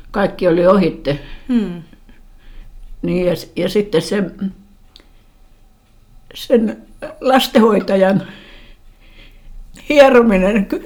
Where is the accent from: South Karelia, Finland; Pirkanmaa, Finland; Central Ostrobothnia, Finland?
Pirkanmaa, Finland; Tampere; born there; Mä oon syntynyt sairaalassa